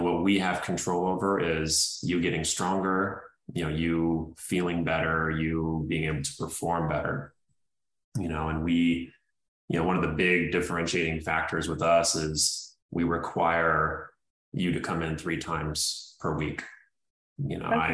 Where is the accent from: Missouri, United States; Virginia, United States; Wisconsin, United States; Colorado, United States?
Missouri, United States; St. Louis; also born or lived in Indiana; now in Los Angeles, United States; I was born in Indiana. I grew up in St. Louis, so I came from the Midwest.